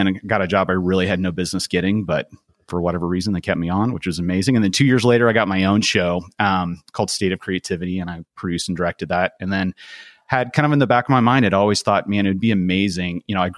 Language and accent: English; Portugal; Growing up in Portugal, I had always just thought, man, if I could just grab my friends from America and drop them down into this amazing place that I absolutely loved.